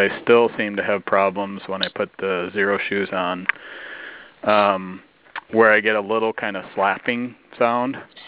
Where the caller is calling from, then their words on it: Decorah, Iowa, United States; Hi, this is … I'm calling from Decorah, Iowa.